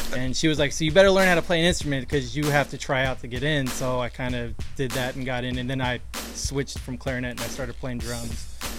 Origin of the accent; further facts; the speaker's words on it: San Diego, California, United States; also born or lived in Palm Springs; I'm originally from San Diego, but my dad's in the military, so we relocated to Palm Springs.